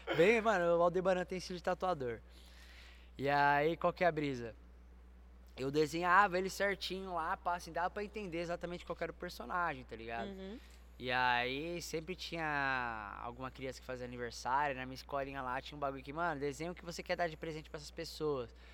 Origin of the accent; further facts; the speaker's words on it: São Paulo, Brazil; Eu sou daqui de São Paulo.